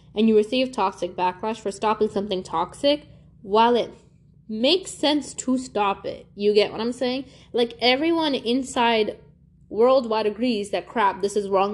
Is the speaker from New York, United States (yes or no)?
yes; New York City, New York, United States; moved away; I grew up in Brooklyn, New York, and I moved a while ago